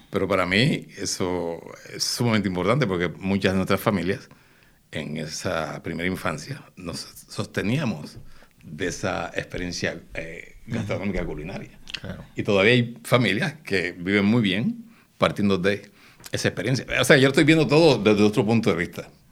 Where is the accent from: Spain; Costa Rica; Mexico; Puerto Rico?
Puerto Rico; somos puertorriqueños